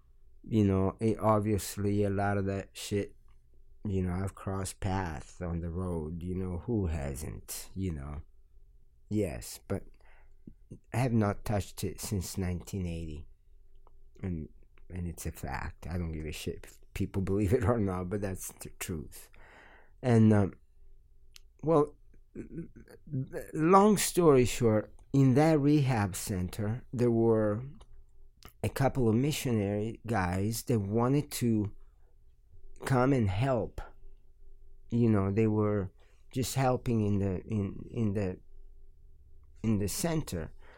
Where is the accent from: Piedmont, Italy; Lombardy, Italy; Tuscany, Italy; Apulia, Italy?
Lombardy, Italy; Milan; also born or lived in Calabria / Florence; Yeah, I lived in Milan for 19 years and 5 years in Florence. And I was born in Calabria. I lived there for 2 years. Calabria is the last region prior to Sicily, down in the boot.